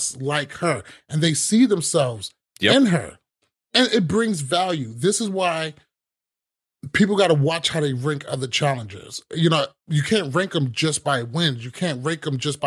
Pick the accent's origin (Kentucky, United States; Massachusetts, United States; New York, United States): New York, United States; New York City; I was born in Brooklyn